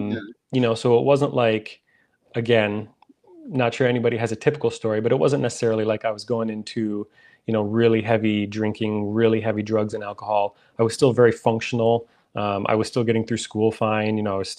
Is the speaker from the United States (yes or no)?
yes; Minnesota, United States; I'm from Minnesota. That's where I live.